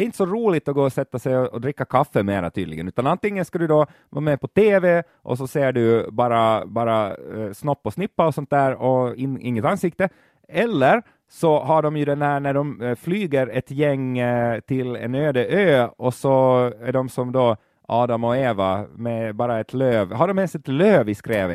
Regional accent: Finland

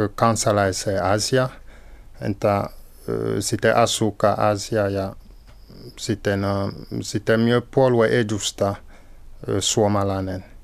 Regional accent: Cameroon; Finnish is a second language; moved away as an adult; now in Finland; Olen syntynyt Kamerunissa.

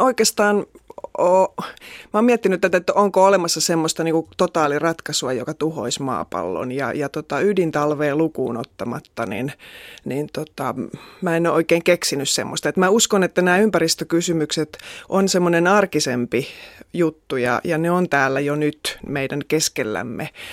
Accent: Central Finland, Finland; Että mä oon kotoisin tuolta Keski-Suomesta ja mä asuin semmoisen tota, ison veden rannalla, joka oli Äänekosken sellutehtaiden alajuoksua. Ja elin lapsuuteni semmoisen veden rannalla

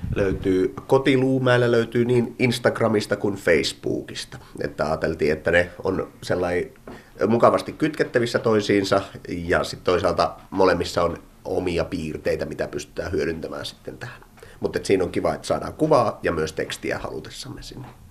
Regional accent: Imatra, South Karelia, Finland; also born or lived in Pirkkala; now in Luumäki, Finland; Imatralta olen alun perin kotoisin

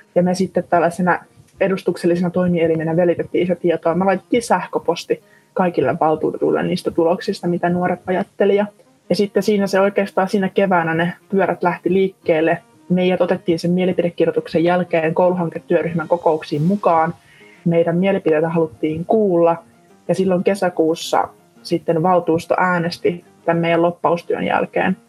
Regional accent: Sysmä, Päijänne Tavastia, Finland; born or raised there

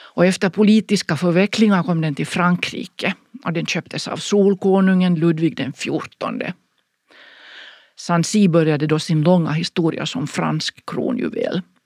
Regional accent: Finland; hemma i Finland

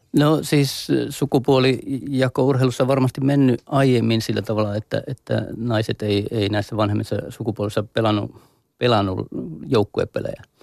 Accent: Mikkeli, South Savo, Finland; meillä, meillä päin Mikkelissä

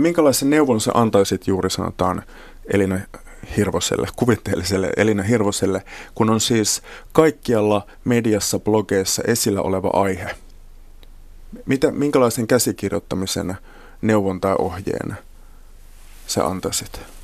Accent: Kemijärvi, Lapland, Finland; lapsuudessani Kemijärvellä Lapissa ei juuri saamelaisten historiasta tai kulttuurista puhuttu

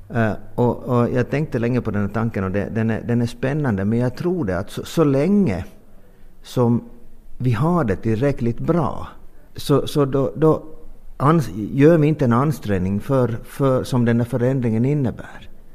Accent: Finland; vi är finlandssvenskar

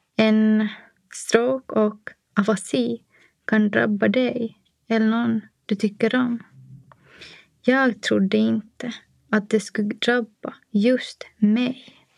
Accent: Nykarleby, Ostrobothnia, Finland; moved away as an adult; also born or lived in Helsinki; now in Espoo, Finland; Min barndom i Nykarleby med tre systrar var kärleksfull och odramatisk

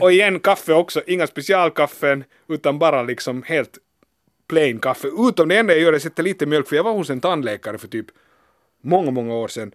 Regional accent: Helsinki, Uusimaa, Finland; also born or lived in Berlin; Jag är hemma från Helsingfors

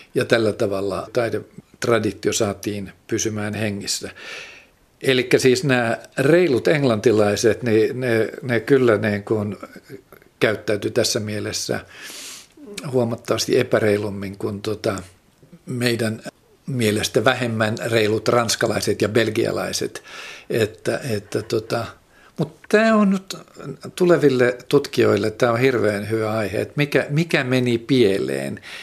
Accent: Finland; moved away; also born or lived in Benin

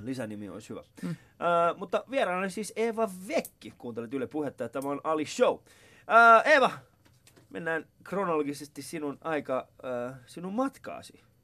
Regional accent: Vantaa, Uusimaa, Finland; mähän asuin siis tuolla niin kuin, Päiväkummus lähellä Koivukylää

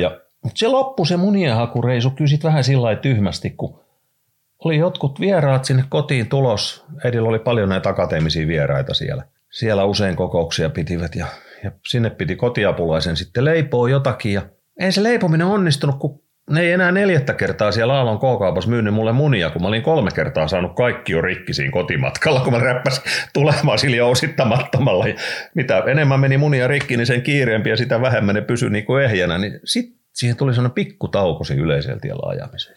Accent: Raisio, Southwest Finland, Finland; also born or lived in United States; me tultiin sieltä Jenkeistä takaisin sitten Raisioon siinä 60-luvun puolivälissä

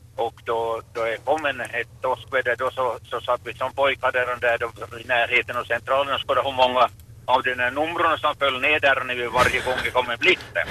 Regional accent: Maxmo, Ostrobothnia, Finland; jag kom hemma från Maxmo där och Kvimo där

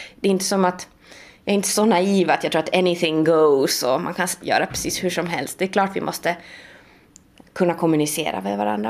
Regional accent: Sweden; first language Swedish; moved away; jag kommer från Sverige och jag har läst litteraturhistoria i Sverige

